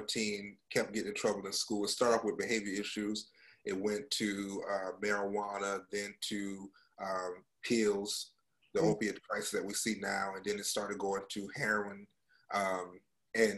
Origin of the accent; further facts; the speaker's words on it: North Carolina, United States; moved away as an adult; also born or lived in Oklahoma / Central Florida; now in Florida, United States; I was born and raised in North Carolina